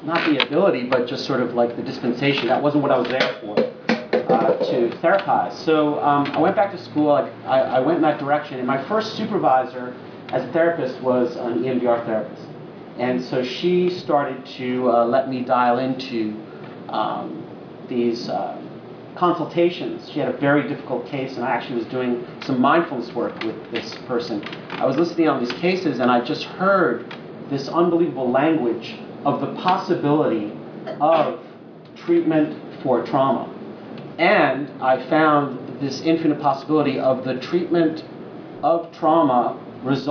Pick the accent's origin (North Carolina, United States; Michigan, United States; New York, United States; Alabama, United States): New York, United States; Long Island; also born or lived in Brooklyn, New York; I was born in Brooklyn, and we moved to Long Island during that time when people did that, in the end of the 60s, early 70s